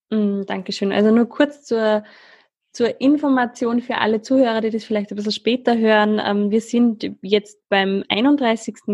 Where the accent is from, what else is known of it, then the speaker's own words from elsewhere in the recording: Switzerland; now in Schwarz, Austria; Ja, ich bin Schweizerin, wie ihr wahrscheinlich schon beim